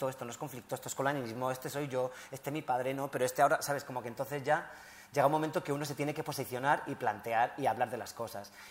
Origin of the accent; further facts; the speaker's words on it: Spain; O sea, quiero decir, eh, que soy español, obviamente, hay cosas que me cuesta todavía más.